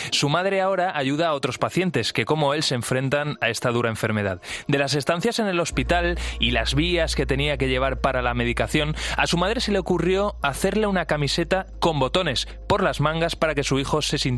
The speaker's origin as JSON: {"language": "Spanish", "town": "Valencia", "region": "Valencian Community", "country": "Spain", "said": "Soy de Valencia."}